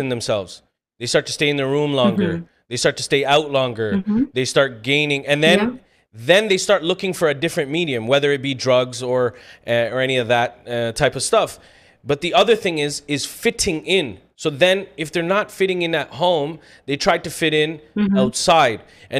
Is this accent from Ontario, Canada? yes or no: yes; Scarborough, Ontario, Canada; So that thing is like, oh, I'm from Scarborough. Okay, so is another 1.6 million people.